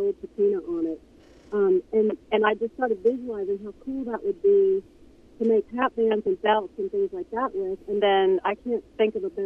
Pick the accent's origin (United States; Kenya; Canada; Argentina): United States; Hiawassee and Duluth, Georgia; moved away as an adult; now in Durango, United States; I was raised in Hiawassee and Duluth, Georgia